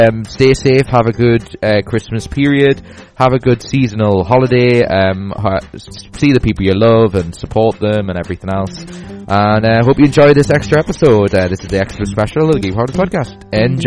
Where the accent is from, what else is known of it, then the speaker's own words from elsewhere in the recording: Newcastle upon Tyne, North East England, United Kingdom; we're from Newcastle